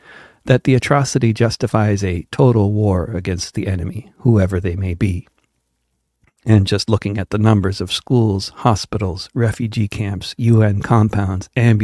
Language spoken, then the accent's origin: English; Wilton, Connecticut, United States; also born or lived in Manhattan, New York; In the town where I grew up, at the time I was growing up in Wilton